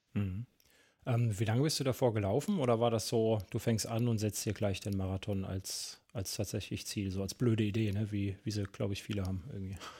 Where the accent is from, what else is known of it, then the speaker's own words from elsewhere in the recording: Central Germany, Germany; ich komme ja ein bisschen weiter aus dem Norden, ne? auch wenn es eher so Mitteldeutschland ist